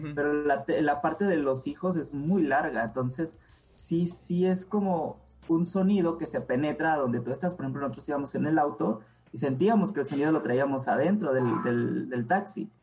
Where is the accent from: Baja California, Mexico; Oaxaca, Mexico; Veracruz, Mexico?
Oaxaca, Mexico; Puerto Ángel; el lugar donde yo nací, que se llama Puerto Ángel